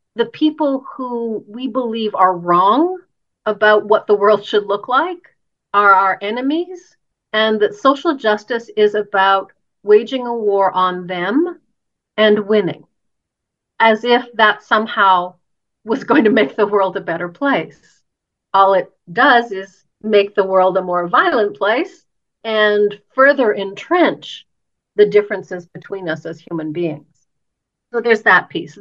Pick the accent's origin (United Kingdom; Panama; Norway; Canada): Canada; I'm Canadian and I, I live in Canada